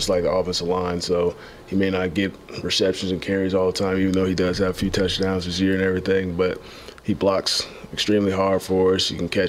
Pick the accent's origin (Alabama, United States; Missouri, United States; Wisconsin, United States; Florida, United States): Florida, United States; we're from Florida